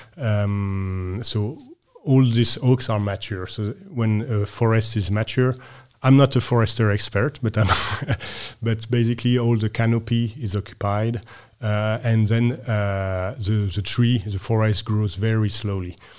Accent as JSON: {"language": "English", "region": "west coast of France", "country": "France", "tie": "born or raised there", "also_born_or_lived": "Norway", "moved": "as an adult", "lives_now": "Copenhagen, Denmark", "said": "I grew up, uh, west coast of France"}